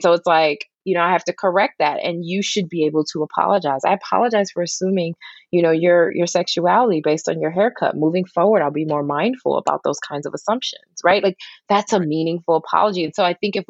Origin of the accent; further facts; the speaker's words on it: Detroit, Michigan, United States; Detroit, Michigan